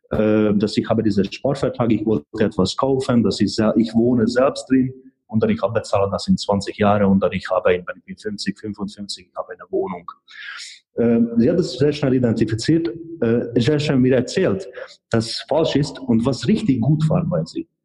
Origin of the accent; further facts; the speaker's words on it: Hungary; German is a second language; now in Germany; also sie kommt aus Tschechien, ich komme aus Ungarn ähm, beide sind äh, de, de neu, etwas oder in den letzten Jahren zu hier in Deutschland gekommen